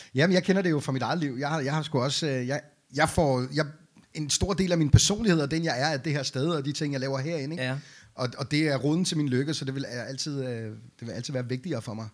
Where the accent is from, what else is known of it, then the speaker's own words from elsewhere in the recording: Beirut, Beirut Governorate, Lebanon; now in Denmark; jeg er jo født og opvokset i Beirut i Libanon